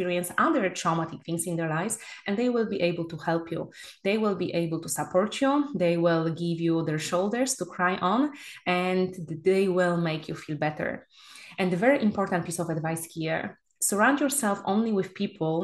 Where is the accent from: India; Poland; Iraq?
Poland; moved away as an adult; now in Spain; my home country, Poland